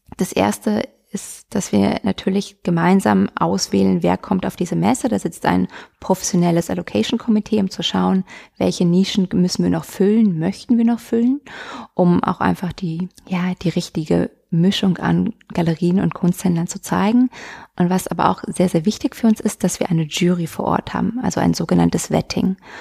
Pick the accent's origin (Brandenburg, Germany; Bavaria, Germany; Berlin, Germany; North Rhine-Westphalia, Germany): Brandenburg, Germany; Potsdam; moved away as an adult; now in Munich, Germany; als gebürtige Potsdamerin dort aufgewachsen, mit 20 dann gegangen